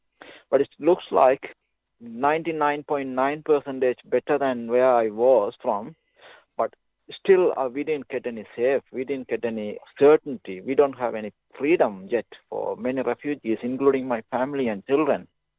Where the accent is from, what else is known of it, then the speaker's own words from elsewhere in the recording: Sri Lanka; English is a second language; moved away as an adult; now in Ballarat, Australia; a refugee from Sri Lanka. I come to this, live in Ballarat, but I couldn't speak any English